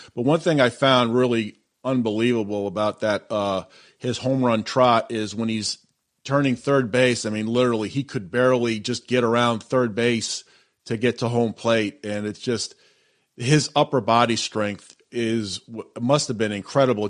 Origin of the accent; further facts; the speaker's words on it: Massachusetts, United States; I grew up in the Massachusetts area, so I would go see the Red Sox play in the in the 80s.